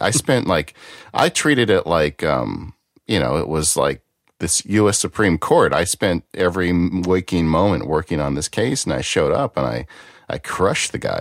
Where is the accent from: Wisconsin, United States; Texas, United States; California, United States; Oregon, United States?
Texas, United States; accent: Texas; My Texas accent